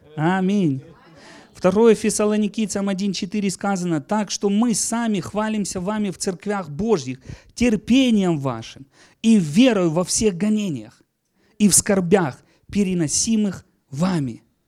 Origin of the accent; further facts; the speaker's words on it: Donetsk Oblast, Ukraine; я из Донецкой земли сейчас